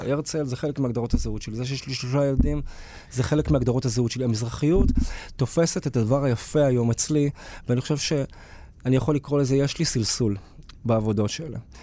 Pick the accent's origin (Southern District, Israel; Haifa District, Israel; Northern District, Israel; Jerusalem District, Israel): Southern District, Israel; Beersheba; גדלתי בבאר שבע